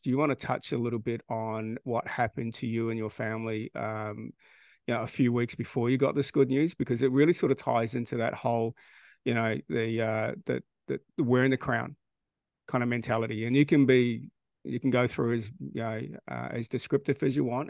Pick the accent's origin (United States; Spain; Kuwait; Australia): Australia; we don't do any of that stuff here in Australia